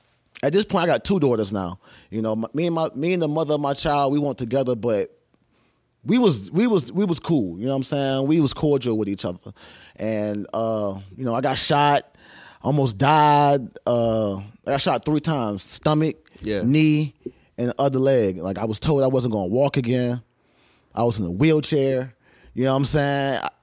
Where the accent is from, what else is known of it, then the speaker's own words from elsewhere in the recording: Savannah, Georgia, United States; I grew up in Savannah, Georgia.